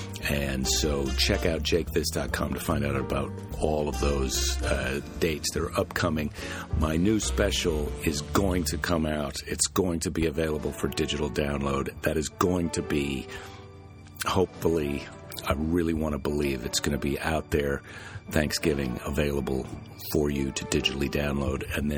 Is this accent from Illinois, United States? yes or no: no; Iowa, United States; now in California, United States; living in California, you know, growing up in the Midwest where it's just brutally cold.